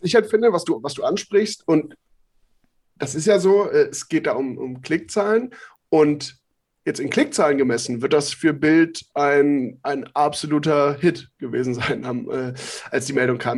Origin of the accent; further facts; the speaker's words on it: Mönchengladbach, North Rhine-Westphalia, Germany; also ich komme aus Mönchengladbach gebürtig